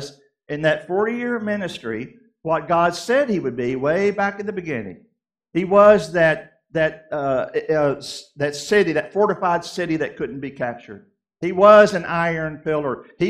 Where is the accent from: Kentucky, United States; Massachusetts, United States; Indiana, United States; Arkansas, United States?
Kentucky, United States; also born or lived in Southeast United States; I grew up in Kentucky and lived in the Southeast a big part of my life.